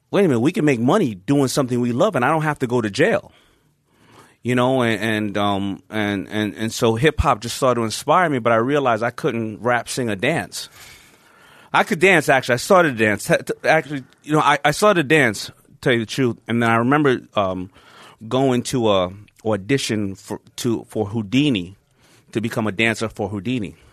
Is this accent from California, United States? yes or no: no; Queens, New York, United States; But on the flip side, thank God I grew up in Hollis, Queens, and they say something must be in the water because the same exact time, hip hop started to hit Hollis, Queens.